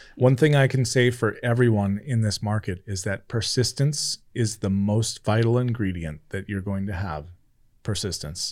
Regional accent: California, United States; moved away; I grew up in California.

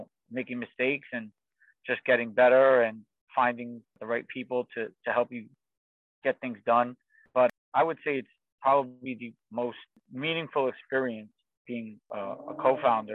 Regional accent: New York City, New York, United States; I grew up in Queens, New York

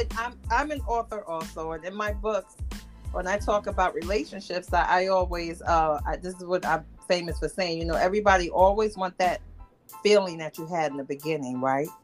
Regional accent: New York, United States; I'm a New Yorker.

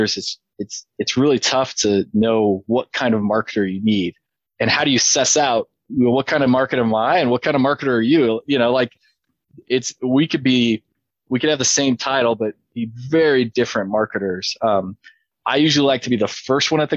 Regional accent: Idaho, United States; I'm from Idaho

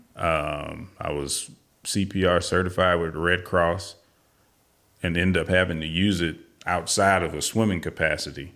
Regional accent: St. Louis, Missouri, United States; moved away as an adult; also born or lived in Colorado / California; now in Texas, United States; Originally, I am from Saint Louis, Missouri, born and raised, uh, back in nineteen sixty-five. And I lived there until I was in my early thirties

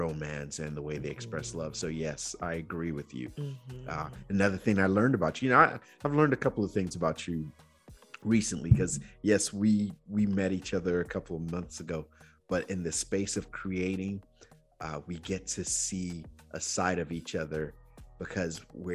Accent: Nigeria; moved away; also born or lived in Georgia, United States; growing up in Nigeria

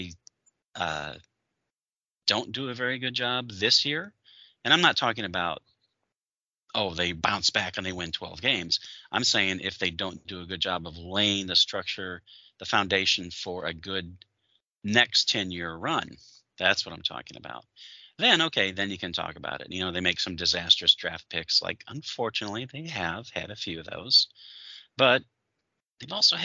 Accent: Michigan, United States; I grew up in Michigan and I was rooting for the Lions as a kid

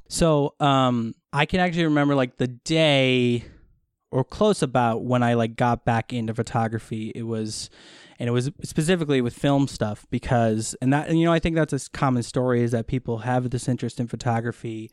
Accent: Wisconsin, United States; moved away as an adult; now in Los Angeles, United States; I am originally from Wisconsin, but I've been in LA since 2012

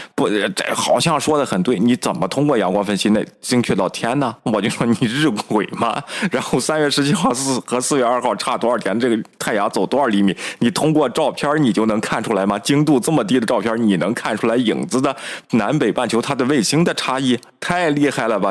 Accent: China; 我们中国人

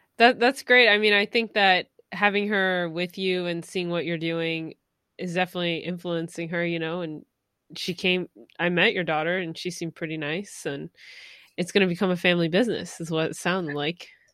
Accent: New York City, New York, United States; I'm from New York City.

